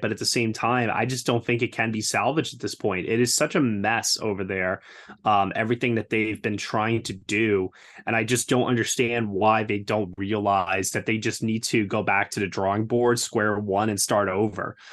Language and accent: English; New York, United States; as a New Yorker